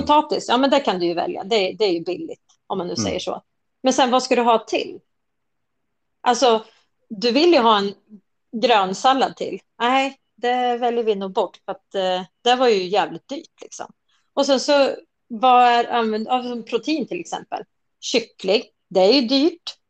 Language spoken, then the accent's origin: Swedish; Nyköping, Södermanland, Sweden; jag är från Nyköping